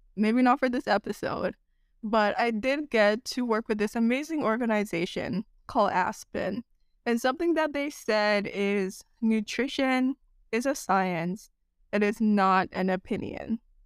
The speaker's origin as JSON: {"language": "English", "country": "Jamaica", "tie": "born or raised there", "moved": "yes", "lives_now": "United States", "said": "growing up in Jamaica"}